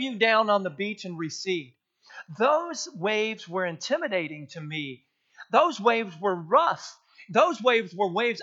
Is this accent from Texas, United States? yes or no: yes; South Texas to North Texas, United States; growing up in South Texas all the way up to North Texas